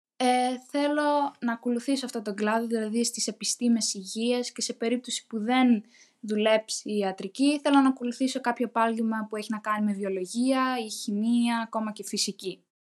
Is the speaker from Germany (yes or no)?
yes; Munich, Bavaria, Germany; also born or lived in Kastraki, Thessaly, Greece; έχω μεγαλώσει εδώ